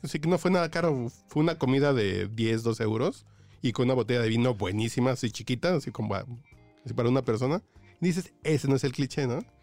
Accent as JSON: {"language": "Spanish", "country": "Mexico", "said": "yo como mexicano"}